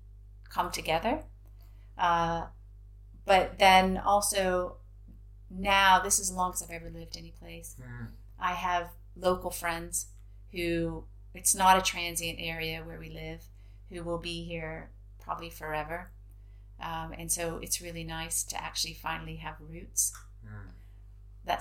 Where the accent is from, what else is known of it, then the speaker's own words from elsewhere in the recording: Indiana, United States; moved away as an adult; also born or lived in San Francisco; now in United Kingdom; I'm from Indiana